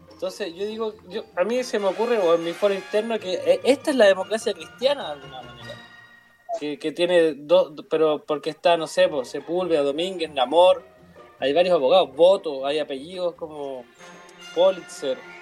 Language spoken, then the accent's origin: Spanish; Chile; somos muy chilenos